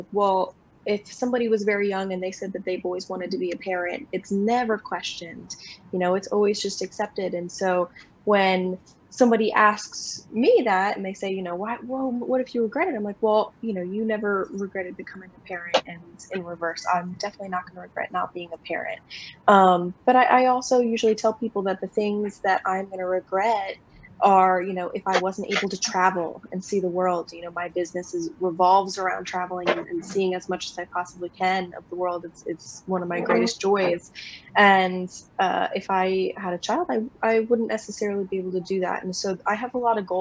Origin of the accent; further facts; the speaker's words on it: West Chester, Pennsylvania, United States; I'm from Westchester, Pennsylvania